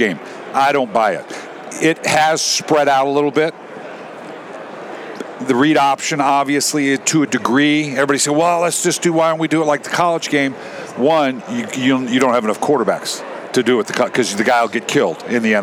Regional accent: Los Angeles, California, United States; I grew up in L.A.

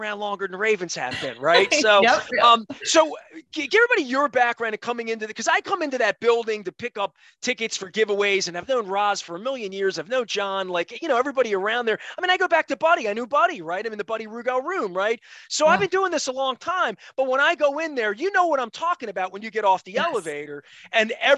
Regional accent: Dundalk, Maryland, United States; I'm a kid from Dundalk. I born in 1968

